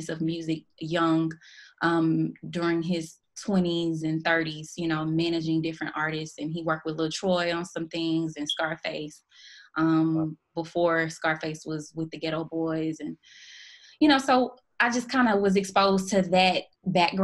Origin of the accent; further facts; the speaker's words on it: Houston, Texas, United States; I grew up in Houston, Texas, born and raised.